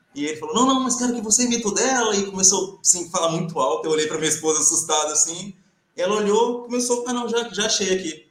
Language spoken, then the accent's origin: Portuguese; Brazil; moved away as an adult; now in Portugal; A gente, como brasileiro